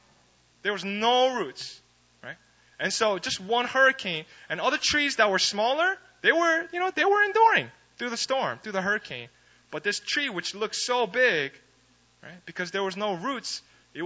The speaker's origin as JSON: {"language": "English", "region": "East Coast of America", "country": "United States", "moved": "yes", "said": "I'm from the East Coast"}